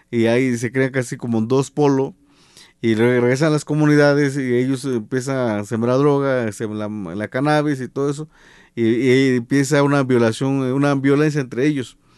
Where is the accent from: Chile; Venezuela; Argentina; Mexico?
Mexico; Cuanacacitlán, Guerrero; Y lo digo de, esta forma porque en, 1994, 95, se crea la policía comunitaria en Cuanacacitlán, en mi pueblo.